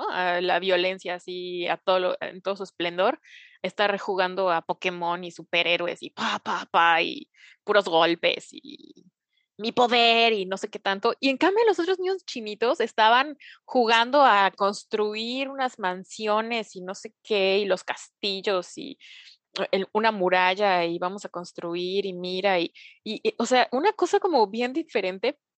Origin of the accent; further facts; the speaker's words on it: Vancouver, British Columbia, Canada; yo soy nacido y crecido aquí en Vancouver